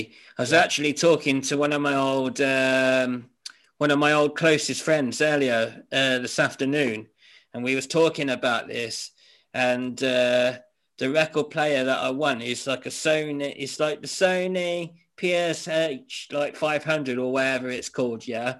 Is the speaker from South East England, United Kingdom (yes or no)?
yes; Whitstable, South East England, United Kingdom; also born or lived in Lincoln / Norfolk; Well, I was born in Lincoln, right? And when I was about two, we moved to Winstable. No, we moved to Wyndham, which is in Norfolk, Norwich, England, right? And then from there, we moved down to Winstable in Kent